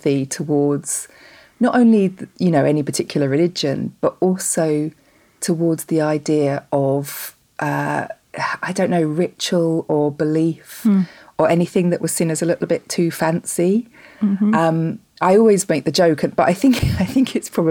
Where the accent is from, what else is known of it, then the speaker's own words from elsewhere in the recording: north Kent, South East England, United Kingdom; The same place as I live now, the north of Kent in the UK. So I've not moved very far, really.